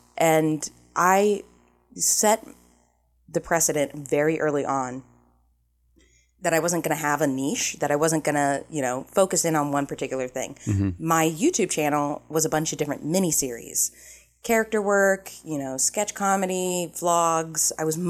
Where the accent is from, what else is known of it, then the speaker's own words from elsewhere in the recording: Ohio, United States; I'm from Ohio. An hour is nothing.